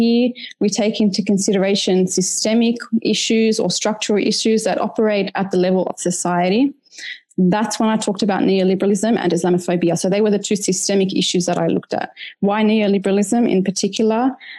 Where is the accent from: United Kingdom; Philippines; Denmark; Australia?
Australia; On a personal level, as an Australian Lebanese mother, I wanted to learn about the dynamics that influence the education